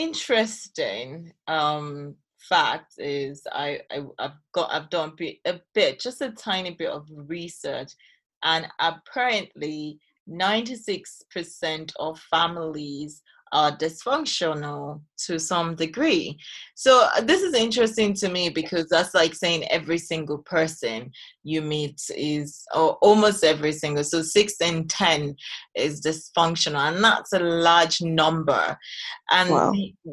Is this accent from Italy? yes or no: no; Nigeria; born or raised there; now in United Kingdom